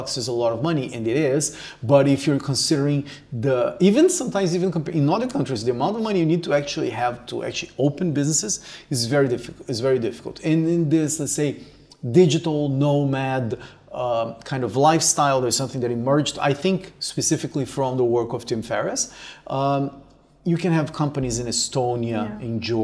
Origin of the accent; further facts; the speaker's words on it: Brazil; moved away as an adult; also born or lived in Canada; me coming from Brazil